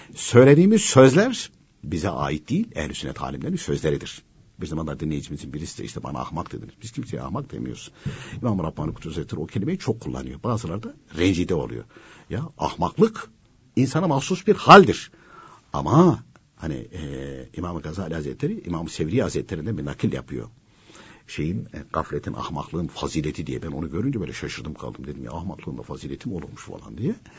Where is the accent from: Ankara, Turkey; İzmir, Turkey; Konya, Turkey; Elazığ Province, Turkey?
Konya, Turkey; ben de Konyalıyım.